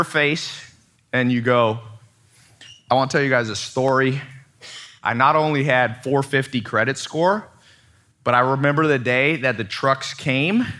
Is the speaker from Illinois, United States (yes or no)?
no; San Diego, California, United States; also born or lived in Long Beach, California; I was born in Long Beach, and then when she left my dad when he was in prison, she moved to San Diego, and I stood in front of the house that I grew up